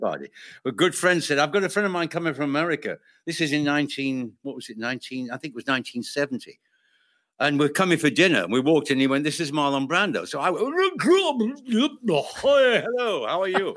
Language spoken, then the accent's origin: English; United Kingdom; I'm British